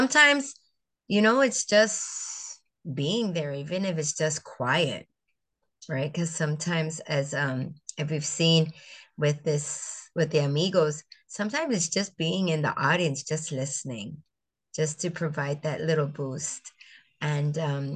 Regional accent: St. Croix, U.S. Virgin Islands; also born or lived in Puerto Rico; I grew up in the Virgin Islands, on St. Croix, the island of St. Croix

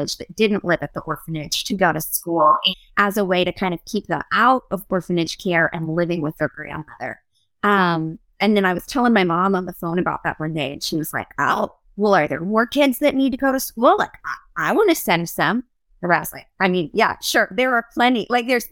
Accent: Brentwood, Tennessee, United States; moved away as an adult; also born or lived in Uganda; I grew up in Brentwood

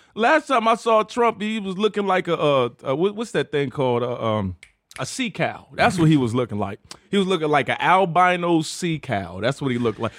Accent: Chesapeake, Virginia, United States; I grew up, uh, in Chesapeake, Virginia

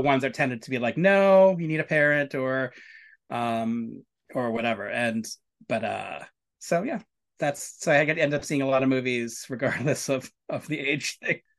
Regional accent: New York City, New York, United States; I grew up in New York City. I was, I was pretty much raised in Hell's Kitchen and Benson Hurst, Brooklyn

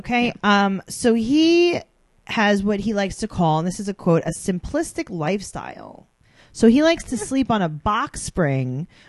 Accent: New York City, New York, United States; we're from New York City.

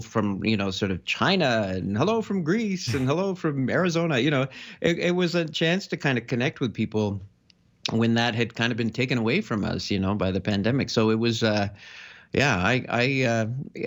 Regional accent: Canada; also born or lived in France / Barcelona; I mostly grew up in Canada

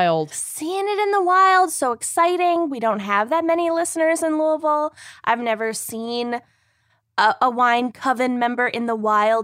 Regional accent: Kenya; So I was like, I'm Kenyan.

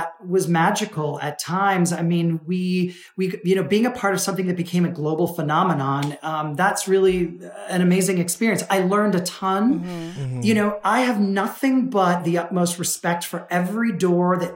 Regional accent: United States; I was born in the States

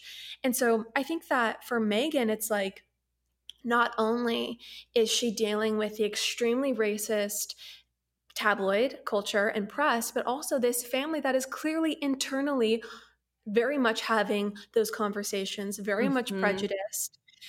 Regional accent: United States; Yes, we all knew about the royals growing up as Americans

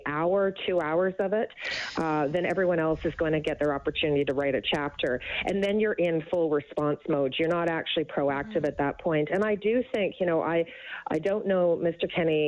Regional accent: Canada; as a conservative, but more importantly as a Canadian

